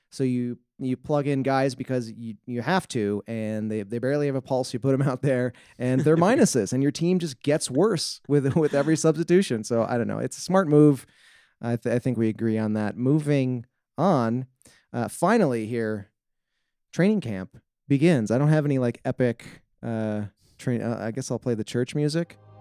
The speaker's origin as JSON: {"language": "English", "region": "Wisconsin", "country": "United States", "said": "I'm from Wisconsin"}